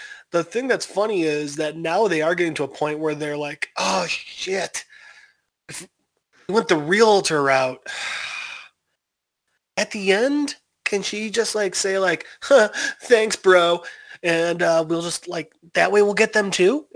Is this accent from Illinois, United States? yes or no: yes; Chicago, Illinois, United States; accent: Chicago; I'm from Chicago, but I wouldn't say I have like a really bad Chicago accent